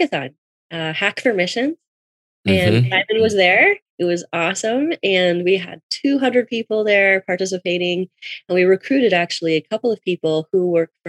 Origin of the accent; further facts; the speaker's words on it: Canada; I'm living in Toronto. I'm from Canada.